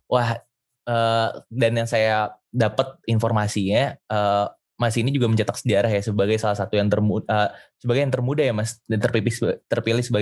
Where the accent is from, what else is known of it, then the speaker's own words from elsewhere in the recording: Bogor, West Java, Indonesia; soalnya kan saya asalnya dari Bogor